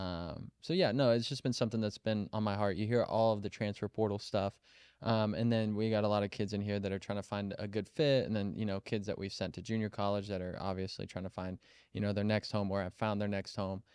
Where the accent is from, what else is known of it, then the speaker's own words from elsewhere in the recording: Kansas City, United States; moved away as an adult; also born or lived in Colorado; I grew up in Kansas City